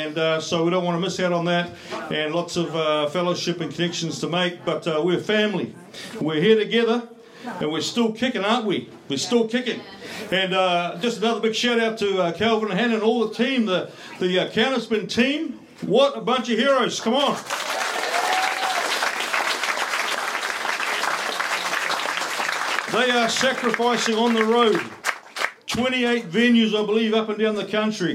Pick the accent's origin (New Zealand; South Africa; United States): New Zealand; I'm just a Kiwi boy patriot fighting for his country